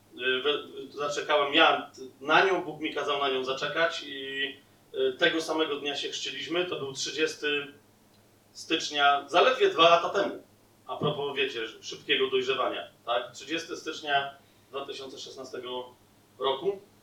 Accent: southern Poland, Poland; sam jestem z południa i moja żona też

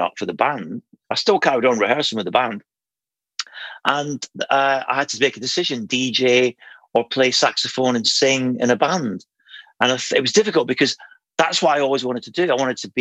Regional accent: Aberdeen, Scotland, United Kingdom; moved away; I was originally from Aberdeen

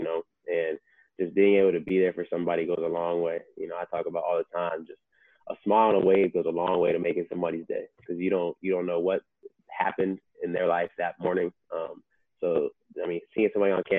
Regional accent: Las Cruces, New Mexico, United States; moved away as an adult; also born or lived in South Carolina / Kent, Ohio; I went to Mayfield in Las Cruces, New Mexico

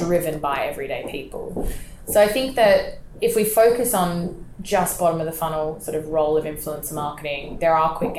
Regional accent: Australia; moved away as an adult; now in London, United Kingdom; I'm Australian myself

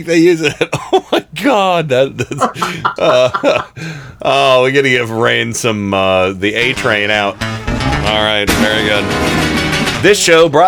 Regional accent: United States; I'm proud to be an American who's born here

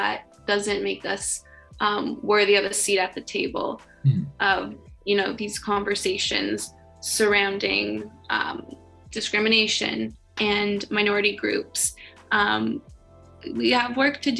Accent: Canada; growing up in Canada.

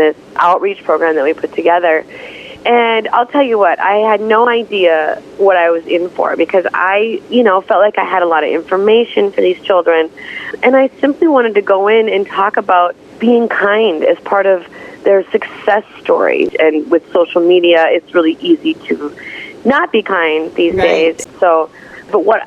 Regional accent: Minneapolis, Minnesota, United States; also born or lived in North Dakota; my hometown of Minneapolis

